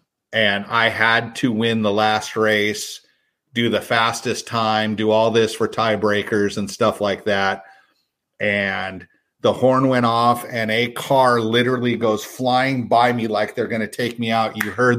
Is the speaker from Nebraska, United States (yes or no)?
no; San Diego, California, United States; Growing up in San Diego, there was a place called the Naval Training Center.